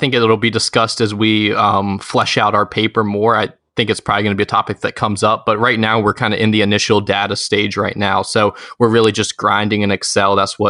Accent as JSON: {"language": "English", "town": "Richmond", "region": "Virginia", "country": "United States", "said": "I am 19 years old. I'm from Richmond, Virginia."}